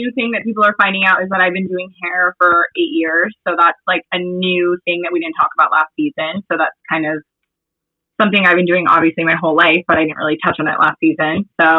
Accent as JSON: {"language": "English", "town": "Valencia", "region": "California", "country": "United States", "tie": "born or raised there", "also_born_or_lived": "Arizona", "said": "I grew up in Valencia in the Valley, Santa Clarita Valley, moved to Arizona for 2 years and then grew up, I feel like in Northern California"}